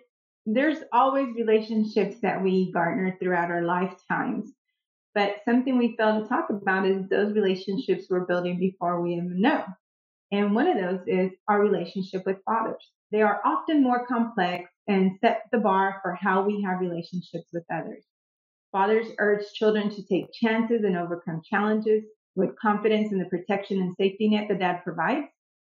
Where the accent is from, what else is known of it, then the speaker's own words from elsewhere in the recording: Houston, Texas, United States; I didn't, guys. I grew up in Houston.